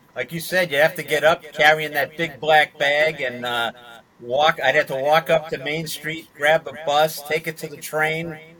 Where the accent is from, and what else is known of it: Massachusetts, United States; moved away as an adult; also born or lived in Flushing, Queens, New York